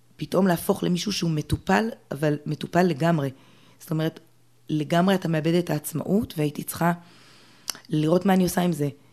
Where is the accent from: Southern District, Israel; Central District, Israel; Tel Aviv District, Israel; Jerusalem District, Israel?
Jerusalem District, Israel; Jerusalem; גדלתי אה, ברובע היהודי, ירושלים